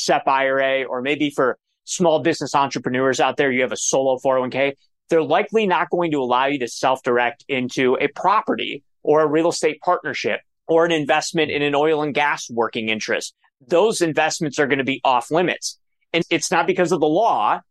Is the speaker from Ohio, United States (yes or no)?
yes; Cleveland, Ohio, United States; I'm from Cleveland, Ohio